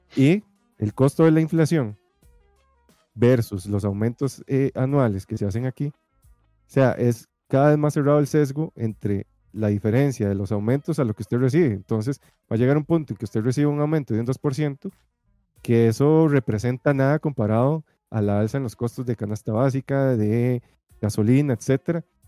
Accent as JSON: {"language": "Spanish", "country": "Costa Rica", "said": "uno como tico es muy achantado, muy, muy relajado"}